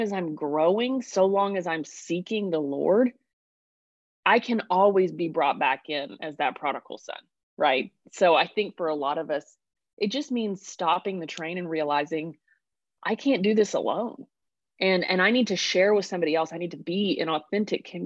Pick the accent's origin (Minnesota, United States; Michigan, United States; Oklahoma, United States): Oklahoma, United States; Sulphur; From Oklahoma originally. Was raised in Southern Oklahoma